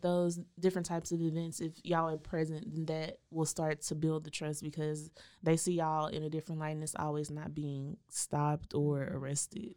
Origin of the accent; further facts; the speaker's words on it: Waco, Texas, United States; I grew up in East Waco across the tracks